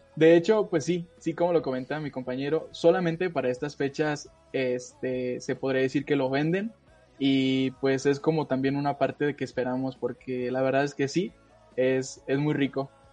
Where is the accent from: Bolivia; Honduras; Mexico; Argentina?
Mexico; aquí en México, aunque estamos tan cerca de pues, lo que es Estados Unidos